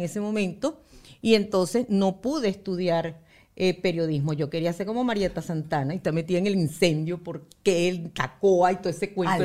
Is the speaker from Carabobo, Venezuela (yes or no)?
yes; Valencia, Carabobo, Venezuela; nosotros somos de Valencia